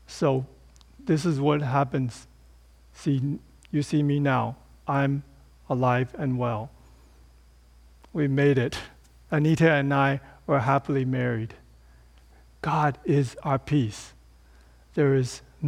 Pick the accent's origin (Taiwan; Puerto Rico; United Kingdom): Taiwan; Taipei; So Taipei, my hometown, it has 5.5 million people